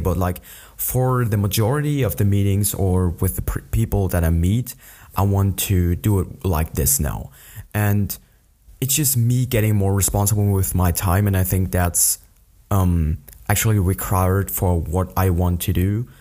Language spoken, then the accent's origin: English; an hour from Munich, Bavaria, Germany; an hour away from my hometown where I still live.